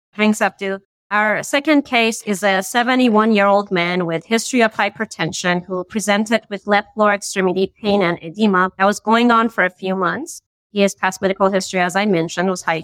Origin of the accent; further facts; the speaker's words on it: Iran; moved away as an adult; now in Boston, United States; I'm originally from Iran and I did my medical school over there and I moved to the States for my IM residency training